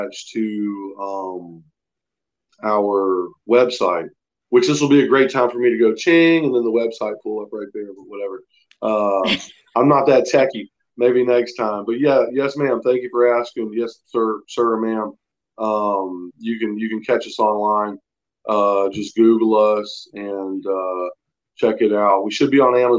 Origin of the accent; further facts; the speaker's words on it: Florida, United States; moved away as an adult; now in Franklin, North Carolina, United States; we're from Florida, right? We're Floridians